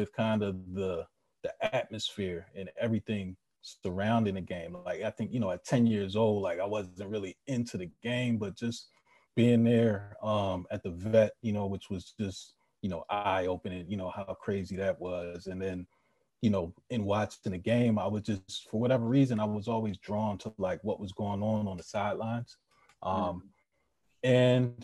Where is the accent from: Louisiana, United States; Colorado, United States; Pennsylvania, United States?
Pennsylvania, United States; Philadelphia; I grew up in Philly, you know, Philly born and bred